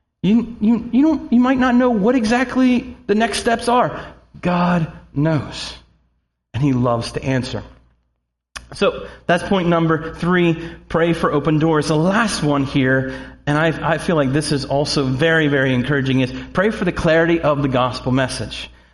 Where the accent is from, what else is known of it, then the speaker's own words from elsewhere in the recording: Snyder County, Pennsylvania, United States; also born or lived in Harrisburg, Pennsylvania; now in Mechanicsburg, United States; I was born in Harrisburg and lived in Mechanicsburg for a couple of months before my family moved back up into Snyder County